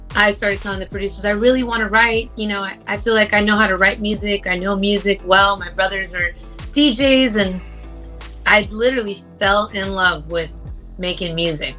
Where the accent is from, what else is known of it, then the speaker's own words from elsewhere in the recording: Los Angeles, California, United States; people from